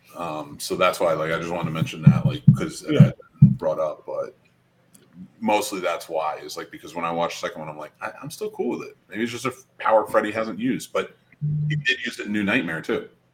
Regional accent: New Jersey, United States; I'm from Jersey

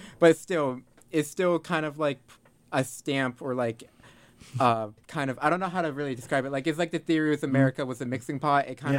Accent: United States; I was born in the States and I grew up in the States.

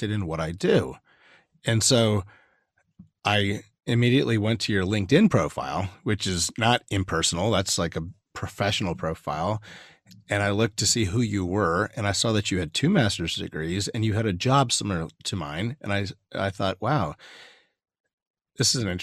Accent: United States; being from America

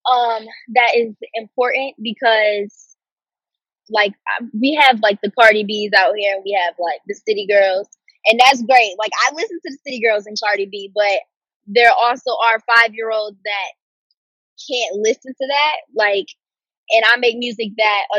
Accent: Detroit, Michigan, United States; Everyone thinks I'm from Brooklyn, but I'm from Detroit.

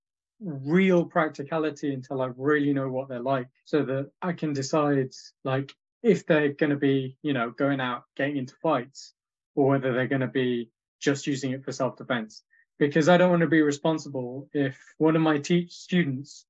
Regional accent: Leeds, Yorkshire and the Humber, United Kingdom; I moved back from university to my hometown Leeds

